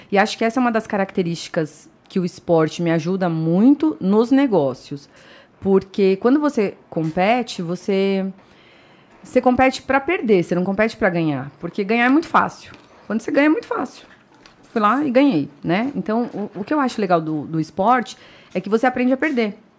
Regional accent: São Paulo, Brazil; moved away as an adult; now in Indaiatuba, Brazil; Eu sou paulista paulistana, nascida e criada em São Paulo

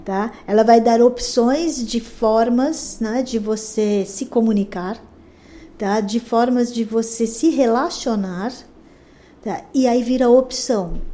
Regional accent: São Paulo, Brazil; eu nasci em São Paulo, eu sou bem paulistana mesmo. Nasci na Vila Mariana. Ah, depois eu cresci ali perto

